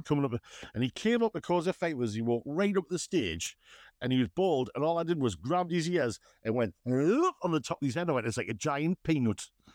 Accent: West Moor, North East England, United Kingdom; I was from West Moor

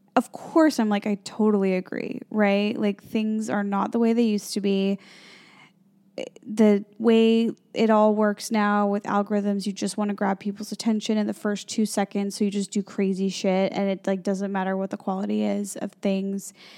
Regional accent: Chicago, Illinois, United States; moved away as an adult; also born or lived in Los Angeles, United States; now in New York City, United States; I grew up in the Midwest. I grew up near Chicago.

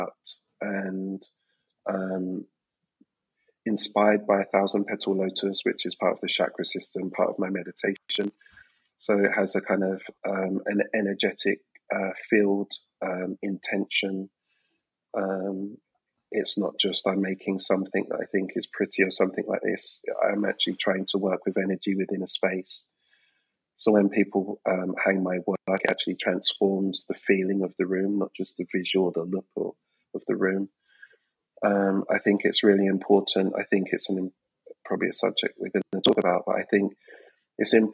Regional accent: London, United Kingdom; I'm an artist, born and raised in London

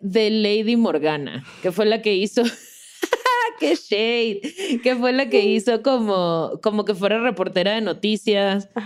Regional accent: Mexico

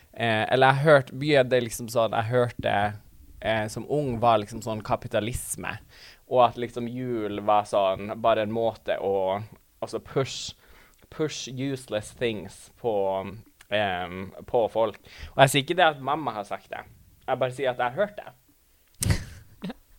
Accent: Tana, Finnmark, Norway; moved away; jeg eh, bodde hjemme i Tana

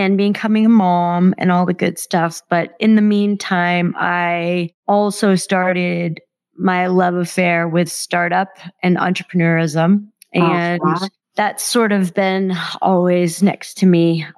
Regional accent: Massachusetts, United States; moved away as an adult; also born or lived in Miami; now in Denver, United States; I grew up in Massachusetts, back east, and grew up in an interesting household

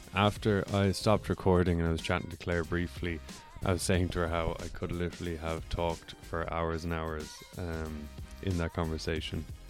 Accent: Ireland; also born or lived in United States; now in Vancouver, Canada; I'm from Ireland.

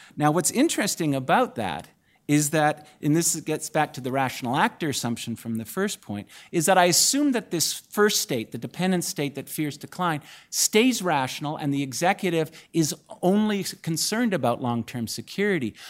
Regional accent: Canada; now in United States; as a Canadian scholar in the U S

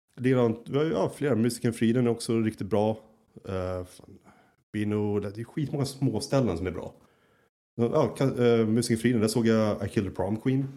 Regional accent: Sweden; moved away as an adult; also born or lived in Södertälje; now in Berlin, Germany; jag var målare hemma i Sverige

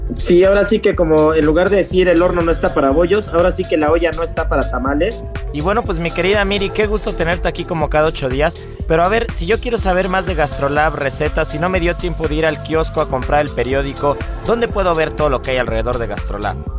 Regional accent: Mexico; como buenos mexicanos

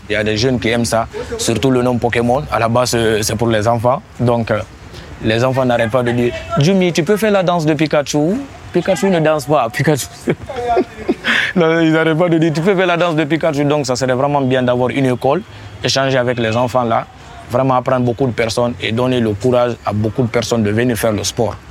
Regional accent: Guinea; je suis guinéen de Guinée-Conakry

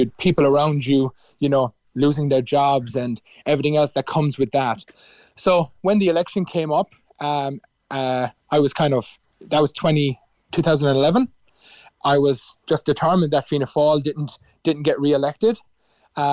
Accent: Cork, Munster, Ireland; born or raised there; moved away as an adult; now in Melbourne, Australia

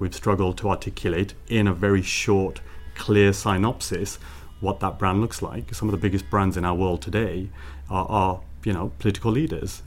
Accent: Birmingham, West Midlands, United Kingdom; now in Brussels, Belgium; growing up in Birmingham, in a very, very impoverished area of Birmingham called Sandwell and Dudley.

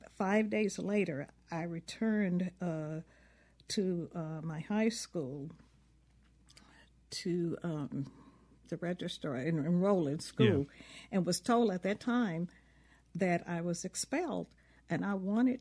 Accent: McComb, Mississippi, United States

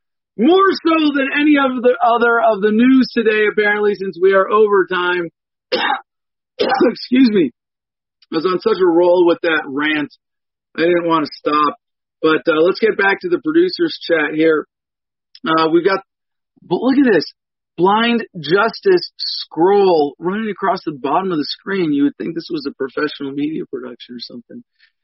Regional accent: United States; No. I'm an American veteran of the Iraq War.

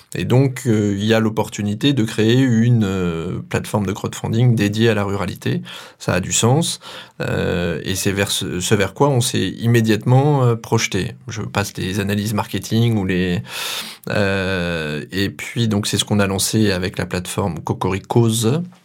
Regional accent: Auvergne-Rhône-Alpes, France; now in Sarthe, France; natif d'Auvergne et sartois maintenant

